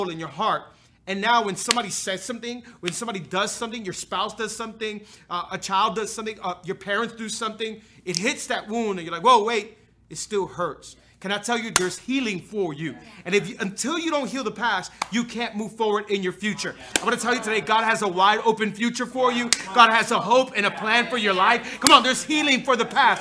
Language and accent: English; Hialeah, Florida, United States; I was born and raised in Hialeah